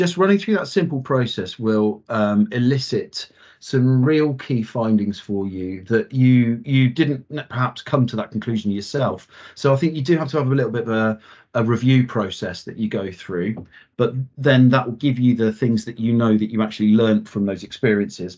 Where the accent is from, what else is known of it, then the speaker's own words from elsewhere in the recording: Wiltshire, South West England, United Kingdom; I grew up in Wiltshire in the UK